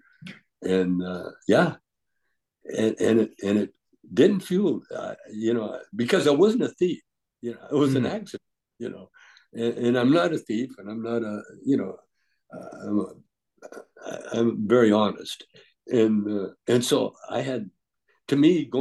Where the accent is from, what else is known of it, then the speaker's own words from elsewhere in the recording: Calgary, Alberta, Canada; moved away; also born or lived in Vancouver, Canada; I grew up in Calgary, actually, but I lived in Vancouver long enough on the street in Vancouver